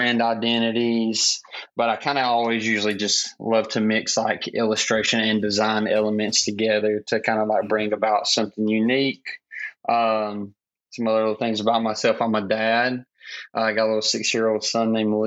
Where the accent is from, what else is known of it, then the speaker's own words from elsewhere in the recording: Clinton, South Carolina, United States; also born or lived in Laurens County, South Carolina; now in Greenville, United States; been here all of my life. I actually grew up like in a small town called Clinton